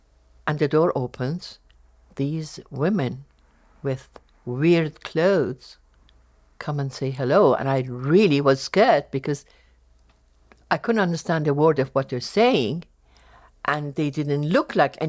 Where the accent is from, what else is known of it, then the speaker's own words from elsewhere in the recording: Tehran, Tehran Province, Iran; born there; English is a second language; I was born in Tehran. And I had two older brothers.